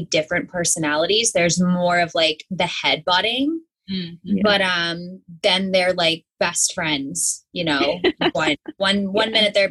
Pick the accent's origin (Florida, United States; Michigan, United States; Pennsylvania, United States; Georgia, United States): Pennsylvania, United States; I grew up in Pennsylvania.